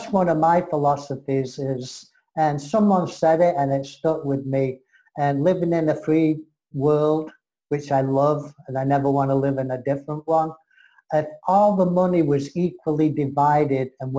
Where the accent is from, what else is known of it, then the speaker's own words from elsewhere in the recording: England, United Kingdom; I'm English-American